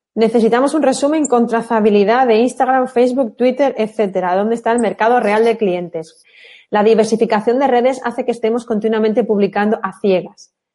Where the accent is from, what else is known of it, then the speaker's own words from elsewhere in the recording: Málaga, Andalusia, Spain; las malagueñas lo tenemos un poco más fácil, la gran mayoría somos malagueñas